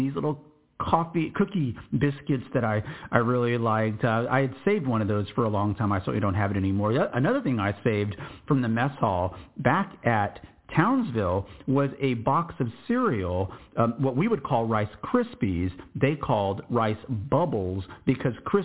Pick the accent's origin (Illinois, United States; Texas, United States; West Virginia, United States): Texas, United States; I'm from Texas